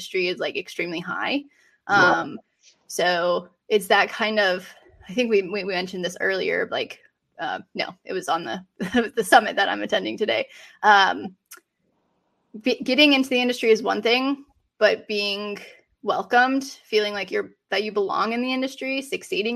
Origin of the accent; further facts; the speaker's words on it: Colorado, United States; moved away as an adult; now in Raleigh, United States; I live in Raleigh, North Carolina. I'm originally from Colorado